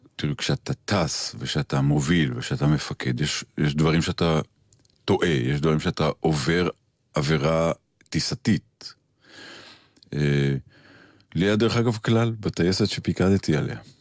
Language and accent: Hebrew; Kfar Saba, Central District, Israel; אני גדלתי במקום שלא הכרתי טייסים. גדלתי ברמתיים ובכפר סבא